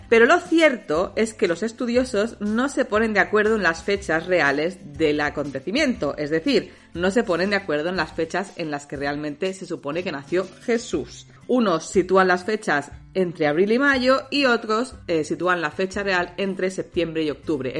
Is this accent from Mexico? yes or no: no; Catalonia, Spain; yo soy catalana, de, bueno, es que nací aquí, siempre he vivido aquí